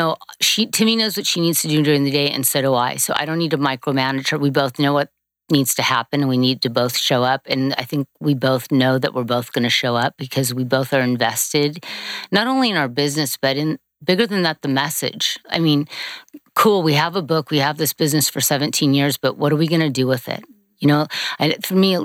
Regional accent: Manhattan Beach, California, United States; I grew up in California. We grew up at Manhattan Beach

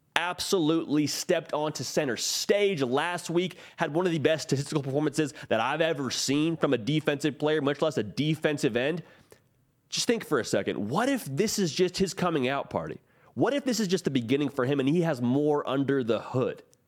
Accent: California, United States; also born or lived in upstate New York; now in Nashville, United States; I grew up in California.

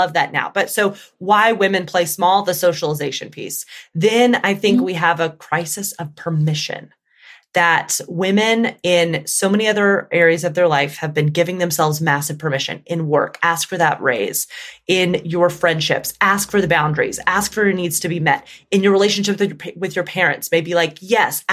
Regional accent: Alabama, United States; I grew up in the Deep South in Alabama.

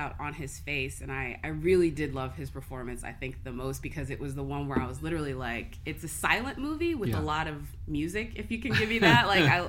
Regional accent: Austin, Texas, United States; now in West Hollywood, United States; I come from Austin. I'm down with the hipster vibe. I live in West Hollywood pretty much.

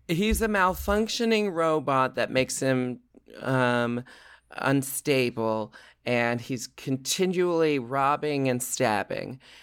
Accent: Portland, Oregon, United States; I grew up in Portland, Oregon.

